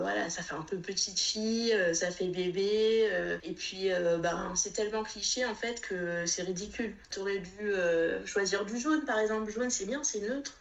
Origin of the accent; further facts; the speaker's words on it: Réunion; moved away as an adult; also born or lived in Metropolitan France; now in France; je suis née, j'ai grandi à La Réunion, j'y suis restée jusqu'à mon baccalauréat